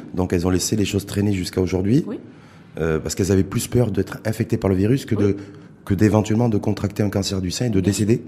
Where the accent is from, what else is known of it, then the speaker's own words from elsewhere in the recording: Morocco; chez nous, au Maroc